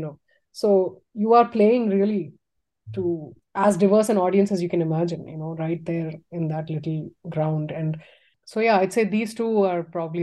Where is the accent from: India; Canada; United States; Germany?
India; Tamil Nadu; moved away; I went to my hometown, which was, you know, in Tamil Nadu